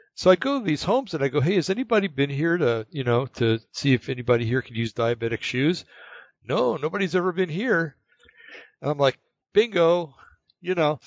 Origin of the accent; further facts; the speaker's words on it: New Jersey, United States; moved away; also born or lived in California / North Carolina; I grew up in New Jersey and then moved to California